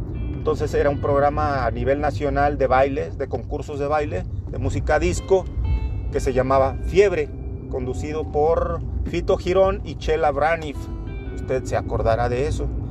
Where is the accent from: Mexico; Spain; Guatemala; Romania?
Mexico; Torreón, Coahuila; soy de Torreón, Coahuila